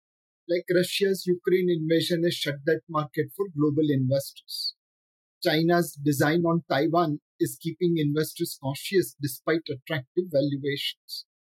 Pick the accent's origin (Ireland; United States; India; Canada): India